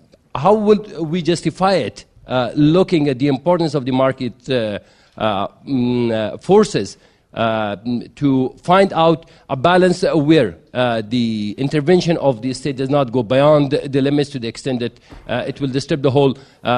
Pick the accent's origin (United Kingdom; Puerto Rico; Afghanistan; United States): Afghanistan; I'm from Afghanistan.